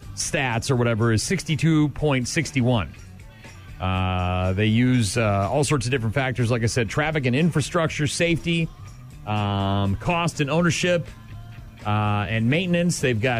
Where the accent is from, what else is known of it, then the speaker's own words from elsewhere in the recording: New Hampshire, United States; moved away; my home state of New Hampshire.